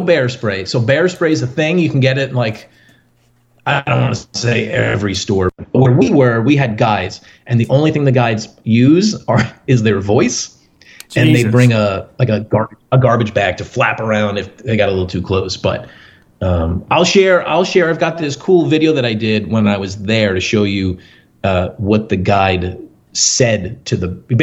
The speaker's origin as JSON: {"language": "English", "area": "Long Island", "region": "New York", "country": "United States", "tie": "born or raised there", "moved": "as an adult", "lives_now": "Alaska, United States", "said": "I'm a New Yorker at heart, grew up on Long Island"}